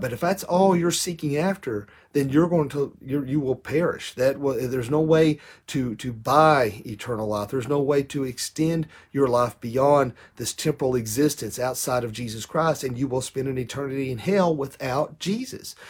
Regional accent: United States; I bet U S

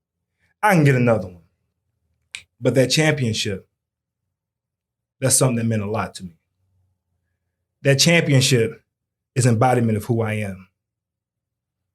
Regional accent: North Carolina, United States; I was born in North Carolina

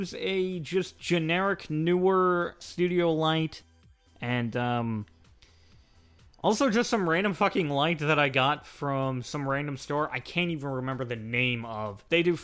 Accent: United States; I'm an American

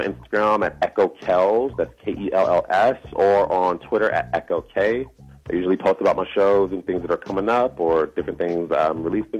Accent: Chicago, Illinois, United States; moved away as an adult; now in Los Angeles, United States; I'm from Chicago, born and raised.

